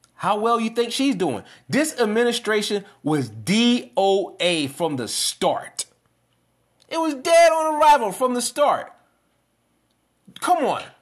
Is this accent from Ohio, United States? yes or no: no; New York, United States; now in Columbia, United States; I'm from New York originally